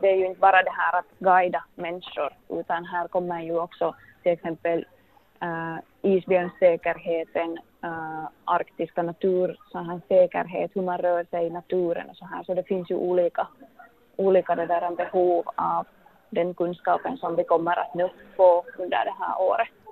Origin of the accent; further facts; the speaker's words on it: Finland; moved away as an adult; now in Longyearbyen, Norway; som vi gör hemma i Finland